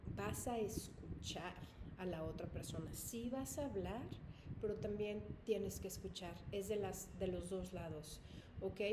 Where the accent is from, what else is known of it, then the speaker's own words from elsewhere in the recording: Mexico; yo soy mexicana